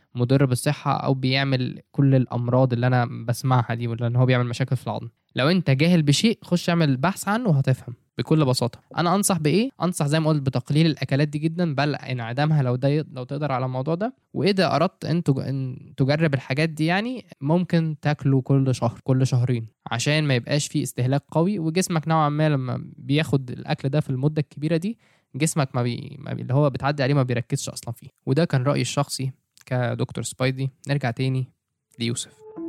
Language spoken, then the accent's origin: Arabic; Egypt; عندنا في مصر